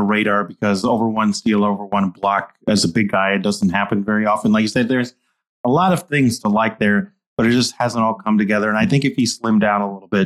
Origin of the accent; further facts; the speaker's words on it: Albuquerque, New Mexico, United States; also born or lived in Michigan; now in Tucson, United States; from Albuquerque, New Mexico